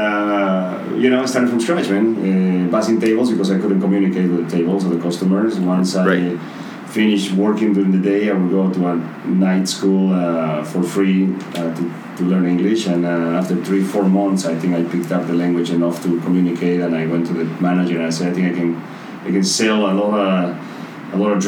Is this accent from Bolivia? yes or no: yes; Bolivia; first language Spanish; English is a second language; moved away as an adult; now in Canada; I'm from Bolivia originally. And I moved, I went to university in Bolivia